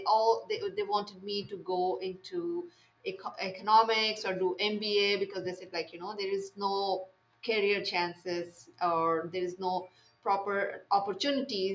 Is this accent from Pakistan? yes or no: yes; Pakistan; English is a second language; moved away as an adult; now in Saudi Arabia; I am from Pakistan